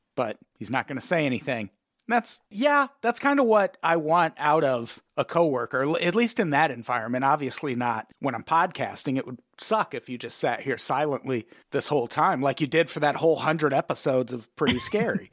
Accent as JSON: {"language": "English", "town": "Peoria", "region": "Illinois", "country": "United States", "tie": "born or raised there", "said": "growing up in Peoria"}